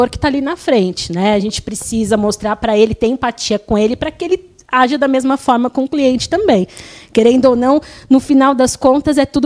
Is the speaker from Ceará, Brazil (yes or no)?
no; São Paulo, Brazil; born there; como eu é, nasci aqui, né, no Tatuapé, na Plantec Tatuapé